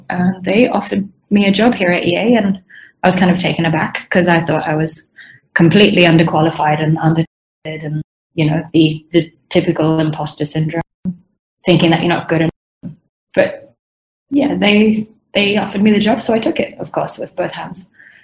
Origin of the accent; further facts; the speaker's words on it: Sweden; English is a second language; also born or lived in Southern Africa; now in Melbourne, Australia; And I'm Swedish originally. So my background's a little bit scattered. I grew up in Southern Africa. My family still lives there. But then I moved to my native Sweden when I was 18